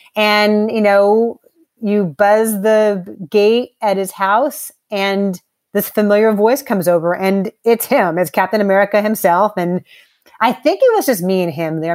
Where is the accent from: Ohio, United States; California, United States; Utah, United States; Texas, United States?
California, United States; Los Angeles; I had the the pleasure of growing up in Los Angeles